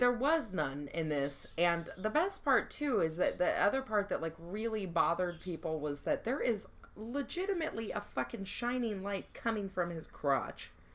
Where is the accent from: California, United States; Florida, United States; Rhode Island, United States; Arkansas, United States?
California, United States; Long Beach; also born or lived in Orange County; I'm from Long Beach